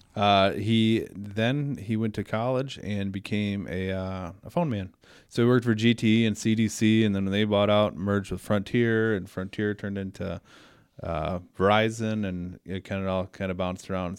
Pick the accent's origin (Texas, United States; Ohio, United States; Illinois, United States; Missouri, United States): Illinois, United States; Belvidere; I was born and raised in Belvedere.